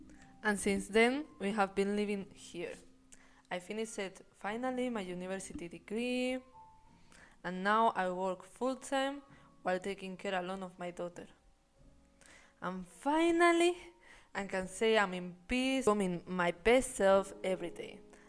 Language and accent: English; Spain; moved away as an adult; also born or lived in London, United Kingdom; I'm half Spanish and half Belgian. I was raised in Spain. Then when I became 18 years old, I decided to move to the UK by myself.